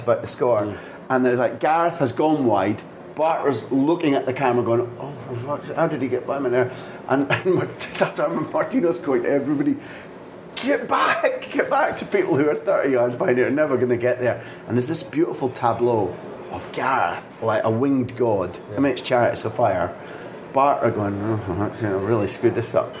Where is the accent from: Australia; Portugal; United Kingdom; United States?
United Kingdom; Scotland; Being as a Scot